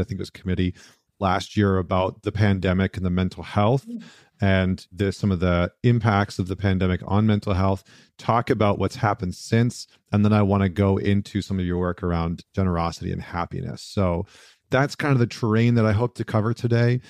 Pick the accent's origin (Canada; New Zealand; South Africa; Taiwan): Canada; British Columbia; moved away; I actually miss being in British Columbia